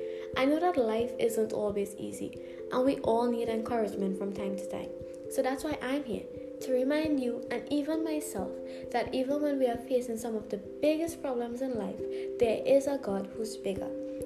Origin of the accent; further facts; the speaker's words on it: Trinidad & Tobago; I'm 22 years old and I'm from Trinidad. That is a small island in the Caribbean. I am a Christian.